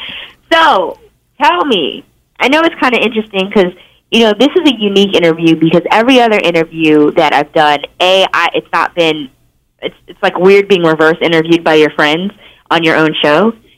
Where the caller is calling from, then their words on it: Los Angeles, California, United States; I am calling in from Los Angeles.